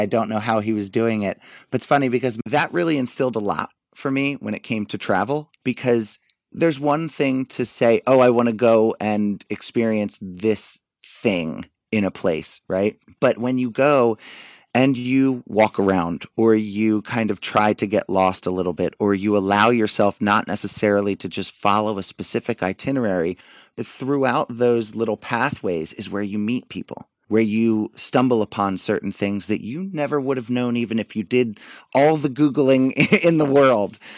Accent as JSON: {"language": "English", "town": "Wilmington", "region": "Delaware", "country": "United States", "tie": "born or raised there", "moved": "yes", "lives_now": "New York, United States", "said": "I grew up in a town that probably not many people know of, but, uh, Wilmington, Delaware"}